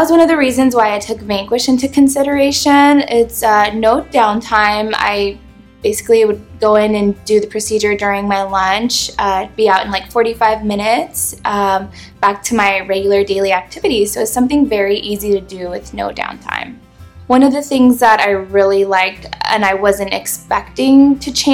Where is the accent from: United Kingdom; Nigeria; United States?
United States; Southern California; Growing up in Southern California